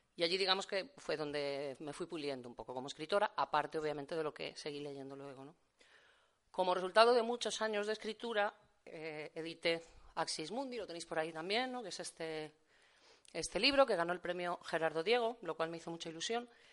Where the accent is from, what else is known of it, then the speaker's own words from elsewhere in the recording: Valencia, Valencian Community, Spain; also born or lived in Seville; luego ya me fui a Valencia, llevo toda la vida viviendo en Valencia